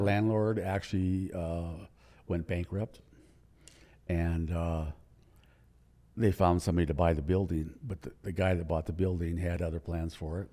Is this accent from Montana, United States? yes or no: yes; Livingston, Montana, United States; also born or lived in Billings, Montana / Spokane, Washington; now in Helena, United States; I was born in Billings, but I grew up in Livingston